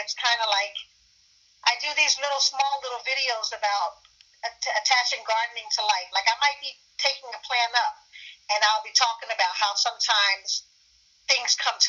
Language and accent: English; Ghana; born there; Because I am African, I was born in Ghana, West Africa.